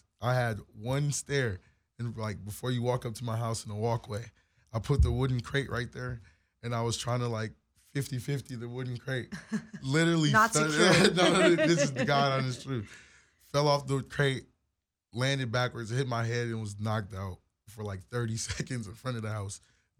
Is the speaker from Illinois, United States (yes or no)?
yes; Joliet, Illinois, United States; born there; also born or lived in Minnesota / Detroit, Michigan; So I was born in Joliet, Illinois. So okay. I lived in Illinois. I got family still out that way. And I moved from Illinois to Minnesota